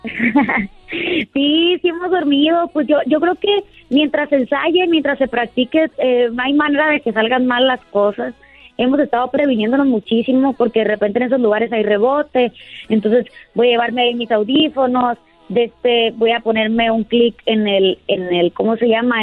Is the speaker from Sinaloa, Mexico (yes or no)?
yes; Sinaloa, Mexico; también soy de aquí de Sinaloa